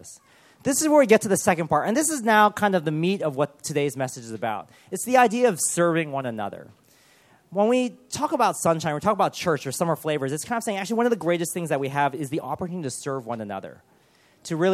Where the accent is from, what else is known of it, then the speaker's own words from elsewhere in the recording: Los Angeles, California, United States; growing up in Los Angeles